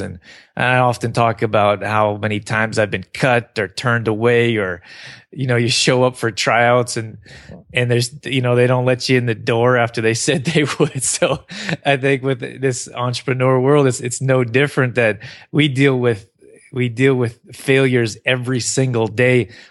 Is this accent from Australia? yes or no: no; Canada; also born or lived in Northern California; I grew up here in Canada